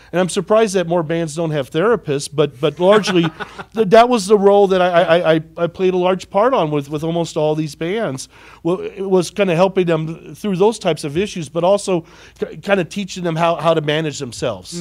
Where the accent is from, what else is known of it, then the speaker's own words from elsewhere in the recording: Carbondale, Illinois, United States; moved away as an adult; I was born and raised in Carbondale.